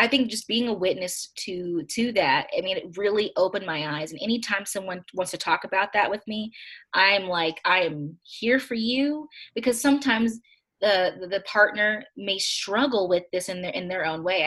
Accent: Kentucky, United States; I grew up in Kentucky

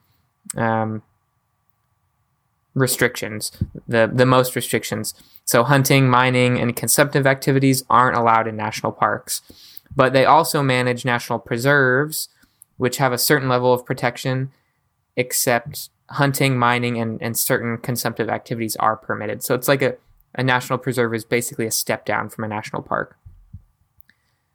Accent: United States; we as the American people

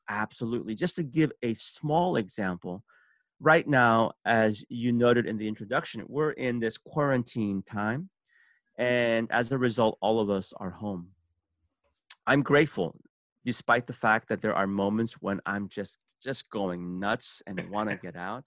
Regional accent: San Francisco, California, United States; also born or lived in Seoul, South Korea; I was born in Seoul, South Korea, and immigrated when I was six years old to San Francisco.

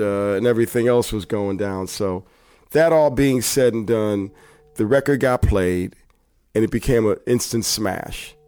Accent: Bloomfield, Connecticut, United States; also born or lived in Hartford, Connecticut; I'm from Hartford. I'm from Bloomfield, Connecticut

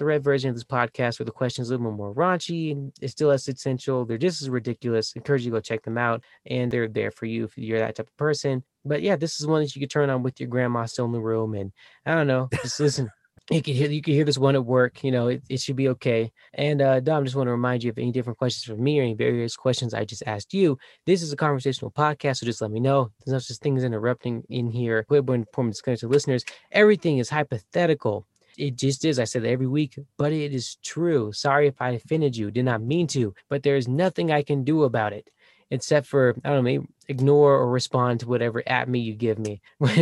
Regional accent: Houston, Texas, United States; now in Colorado, United States; I was born in Houston

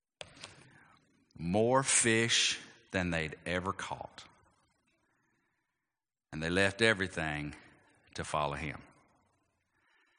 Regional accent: Athens, Georgia, United States; my hometown of Athens

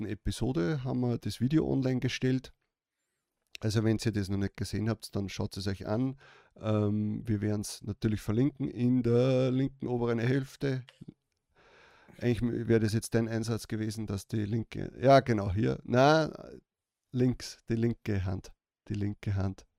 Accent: Austria; Bei uns in Österreich

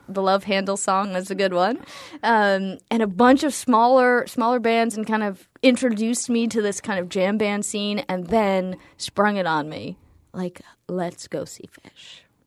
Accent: New England, United States; I grew up predominantly in New England.

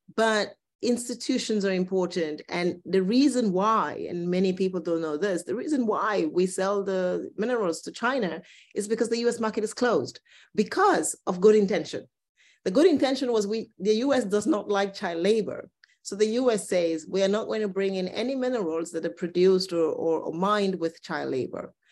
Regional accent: Cameroon; I come from Cameroon

